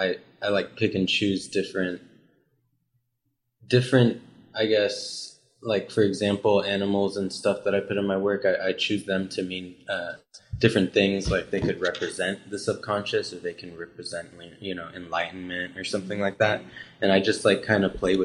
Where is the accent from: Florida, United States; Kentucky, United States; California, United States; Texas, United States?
Texas, United States; McKinney; moved away as an adult; now in Dallas, United States; I'm originally from McKinney, Texas